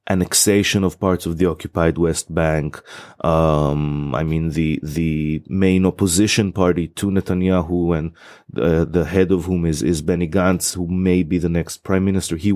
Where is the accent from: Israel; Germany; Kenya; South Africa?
Israel; moved away as an adult; now in England, United Kingdom; I'm originally from Israel